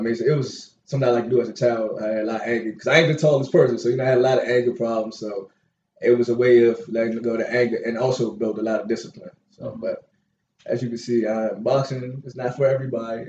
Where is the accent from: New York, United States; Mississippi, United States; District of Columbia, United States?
District of Columbia, United States; Washington; Born and raised in Northeast Washington D.C.